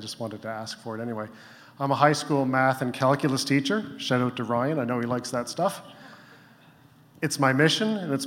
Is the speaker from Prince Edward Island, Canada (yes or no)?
yes; Prince Edward Island, Canada; I'm from Prince Edward Island